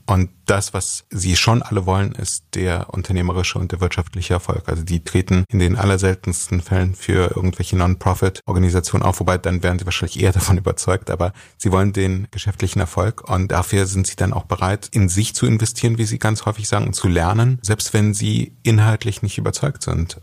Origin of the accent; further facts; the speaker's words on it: Germany; ich bin als Jude in Deutschland groß geworden